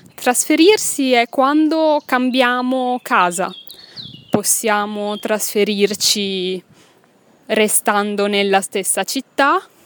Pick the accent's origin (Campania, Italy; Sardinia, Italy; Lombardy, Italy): Lombardy, Italy; Milan; moved away as an adult; now in Belgium; sono italiana, che sono nata a Milano, ma non ti ho ancora detto che non vivo in Italia, ora. Non vivo in Italia, vivo in Belgio.